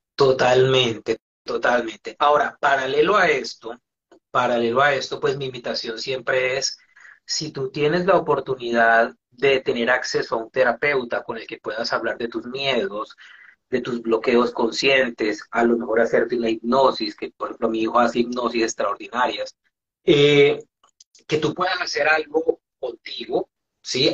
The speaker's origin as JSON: {"language": "Spanish", "country": "Colombia", "also_born_or_lived": "Venezuela", "moved": "as an adult", "said": "emigré de Colombia a Venezuela en el año 2000."}